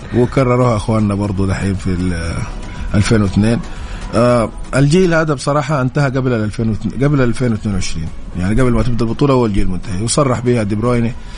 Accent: Saudi Arabia

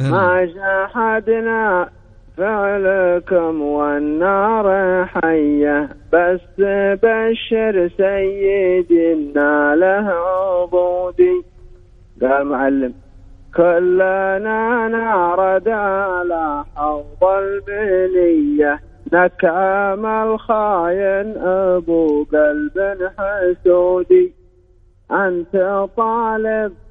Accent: Saudi Arabia; انا نفسي رضيه بس كلكم انا سعودي

